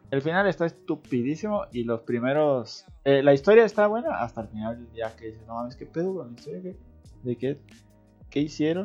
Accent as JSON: {"language": "Spanish", "country": "Mexico", "said": "soy de México"}